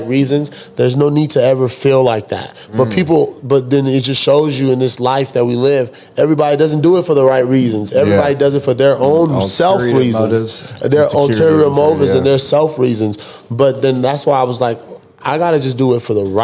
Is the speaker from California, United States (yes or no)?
no; Dallas, Texas, United States; I was raised in Dallas, grew up in Dallas